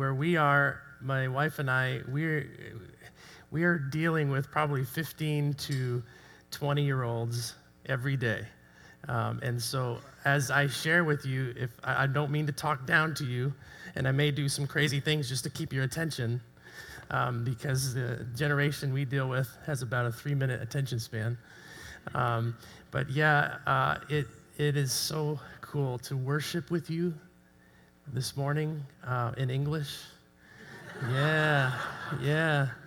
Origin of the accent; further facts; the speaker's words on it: just outside Toronto, Ontario, Canada; moved away as an adult; now in Ukraine; I'm born and raised in Canada, just outside Toronto. Grew up on a farm.